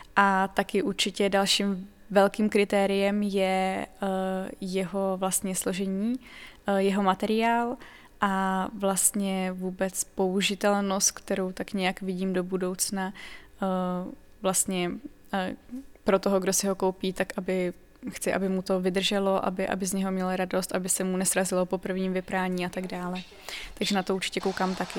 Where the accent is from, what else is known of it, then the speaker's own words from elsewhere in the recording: Pardubice Region, Czechia; je mi 22 let, jsem z Pardubického kraje